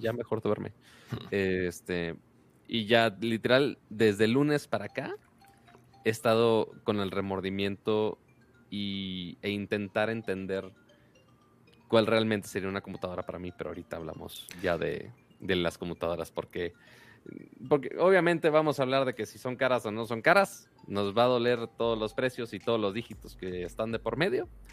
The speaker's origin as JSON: {"language": "Spanish", "town": "Monterrey", "region": "Nuevo León", "country": "Mexico", "said": "yo soy Monterrey"}